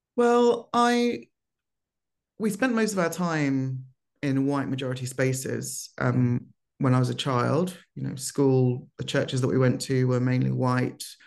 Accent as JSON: {"language": "English", "region": "London", "country": "United Kingdom", "tie": "born or raised there", "also_born_or_lived": "Lagos, Nigeria", "said": "moved, um, to the U K when I was four with my parents"}